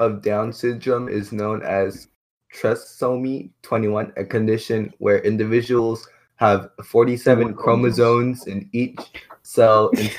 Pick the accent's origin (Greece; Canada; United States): United States; I was born here in the United States of America.